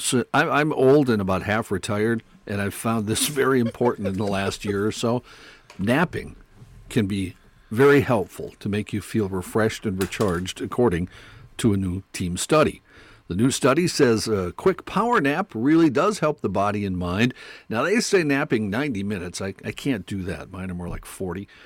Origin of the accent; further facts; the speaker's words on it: North Dakota, United States; I grew up in North Dakota